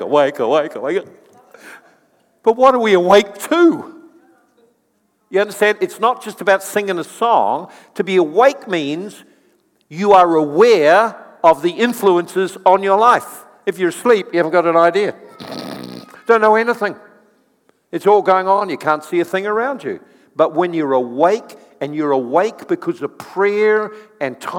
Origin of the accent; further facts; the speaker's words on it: New Zealand; I'm from New Zealand as well